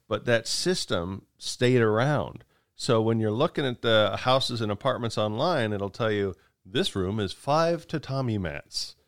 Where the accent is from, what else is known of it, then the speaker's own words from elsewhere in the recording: United States; also born or lived in Japan; as an American, I'm used to looking up stuff and, and seeing it in feet